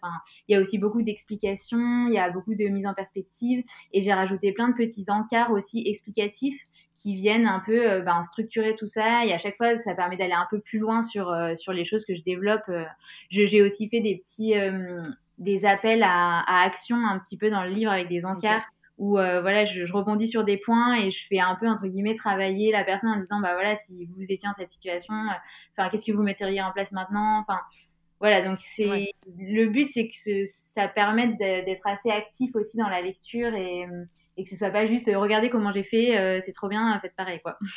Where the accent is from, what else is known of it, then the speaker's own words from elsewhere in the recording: Grenoble, Auvergne-Rhône-Alpes, France; je viens de Grenoble